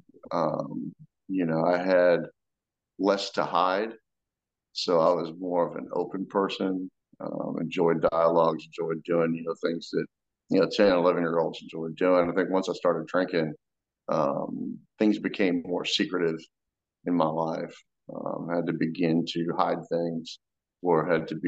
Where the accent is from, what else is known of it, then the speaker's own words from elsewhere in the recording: Florida, United States; I grew up in Florida, pretty middle-class family